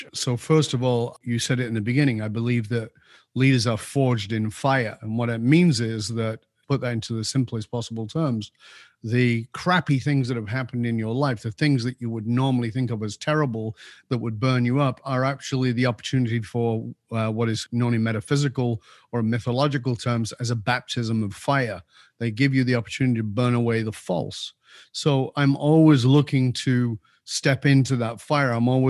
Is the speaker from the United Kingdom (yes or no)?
yes; England, United Kingdom; So, yeah, I was born in Northern